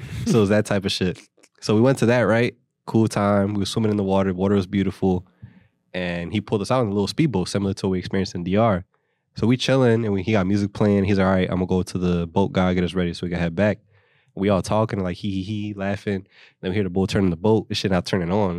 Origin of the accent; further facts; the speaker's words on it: Philadelphia, Pennsylvania, United States; also born or lived in New Jersey; I'm from Philadelphia